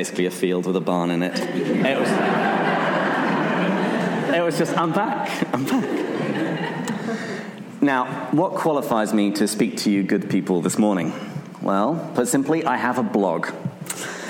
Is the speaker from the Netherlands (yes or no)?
no; England, United Kingdom; I'm from England. Every American always seems to think that I'm from Australia